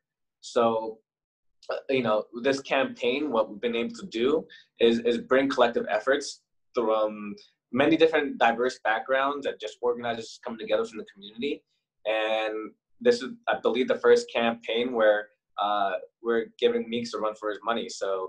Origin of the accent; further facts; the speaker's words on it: Queens, New York, United States; also born or lived in Bronx / New Jersey / Detroit; I was born in Queens, but ever since I was born, I'm moving around a lot from Queens to the Bronx, back to Queens. I've lived in Jersey for the early parts of my childhood, bounced around a lot over there.